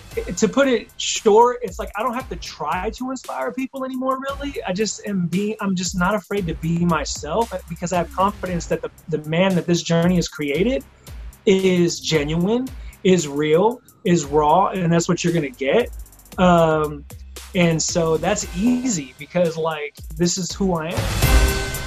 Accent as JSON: {"language": "English", "area": "Bay Area", "region": "California", "country": "United States", "also_born_or_lived": "Philadelphia", "said": "came back to the Bay Area where I'm originally from"}